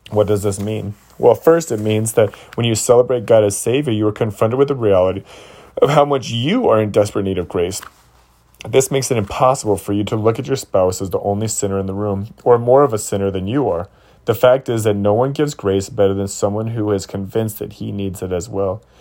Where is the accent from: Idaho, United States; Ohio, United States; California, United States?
Ohio, United States; Toledo; Luella was raised in Cuba, and I was raised in Toledo, Ohio.